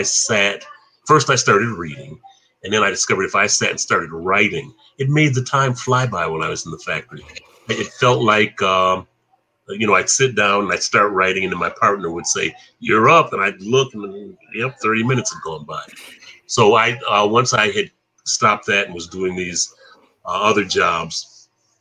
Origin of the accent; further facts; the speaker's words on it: Flint, Michigan, United States; coming from Flint